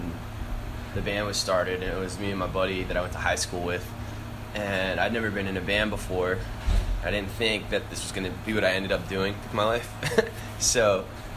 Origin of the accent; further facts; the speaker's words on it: Annapolis, Maryland, United States; I'm from Annapolis, Maryland.